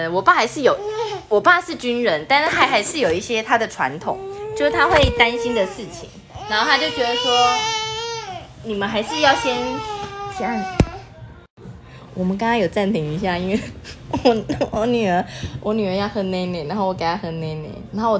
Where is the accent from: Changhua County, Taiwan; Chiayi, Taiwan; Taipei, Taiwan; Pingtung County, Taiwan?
Taipei, Taiwan; moved away as an adult; now in Taichung, Taiwan; 我就是直接从台北嫁到台中，然后台中完全没有任何一个朋友哦，所以我那时候是完全把台北所有的朋友都丢下，然后父母亲也丢下，然后就嫁来台中。